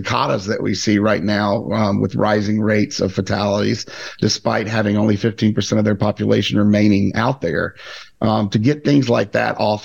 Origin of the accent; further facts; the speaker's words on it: Mississippi, United States; moved away; my home state